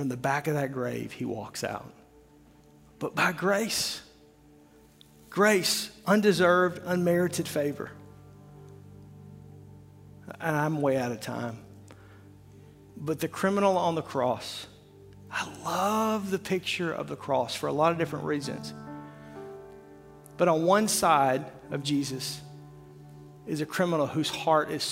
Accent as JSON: {"language": "English", "region": "Arkansas", "country": "United States", "said": "I'm from Arkansas"}